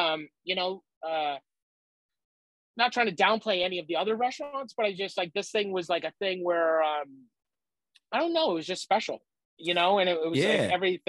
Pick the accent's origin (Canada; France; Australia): Canada; Nova Scotia; also born or lived in New Brunswick / Prince Edward Island; I was born in St. John, New Brunswick. Then we lived all over Nova Scotia. I lived in New Brunswick. I lived in PEI. I lived in Nova Scotia, all over in three provinces.